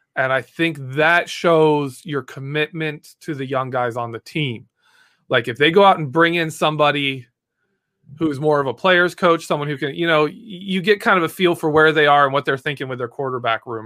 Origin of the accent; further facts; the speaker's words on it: Michigan, United States; I am from Michigan